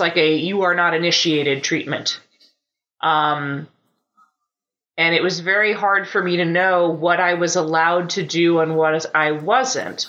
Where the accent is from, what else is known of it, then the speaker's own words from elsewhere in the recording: United States; as an American